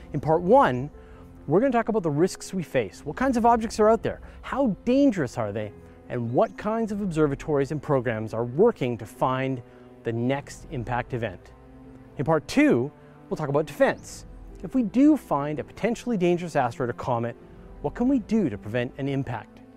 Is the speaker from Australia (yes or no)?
no; Courtenay, British Columbia, Canada; my hometown of Courtney, British Columbia